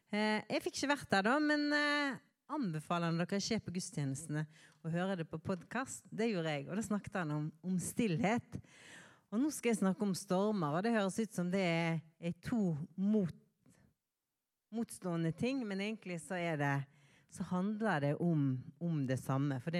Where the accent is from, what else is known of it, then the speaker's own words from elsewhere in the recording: Bergen, Vestland, Norway; moved away; Eh, og jeg kommer fra Bergen. Men nå er det sant jeg har bodd lengre vekke fra Bergen enn jeg har bodd eh, i Bergen. Så